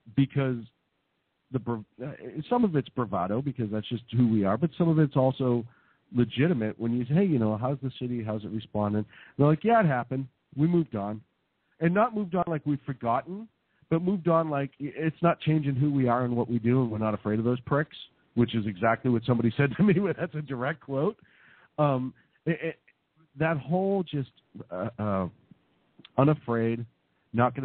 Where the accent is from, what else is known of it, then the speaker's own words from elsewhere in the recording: Boston, Massachusetts, United States; moved away; as a Bostonian with a lot of friends back home